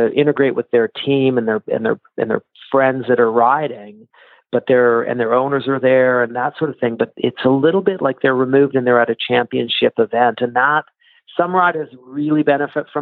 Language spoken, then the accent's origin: English; Canada; I'm Canadian